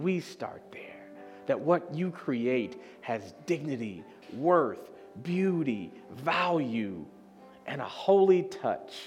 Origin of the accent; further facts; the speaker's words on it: Chicago, Illinois, United States; moved away; I'm from Chicago. It's the Midwest, and we have Lake Michigan